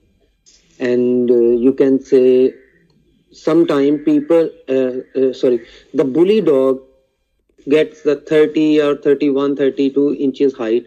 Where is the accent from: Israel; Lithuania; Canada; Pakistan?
Pakistan; from Pakistan